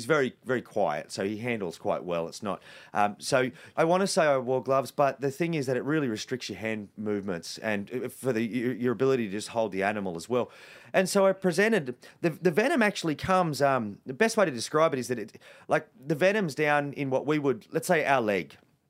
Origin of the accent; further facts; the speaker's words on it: Sydney, New South Wales, Australia; I grew up in Western Sydney, you know, 40 kilometres from where we are right now in Greystanes.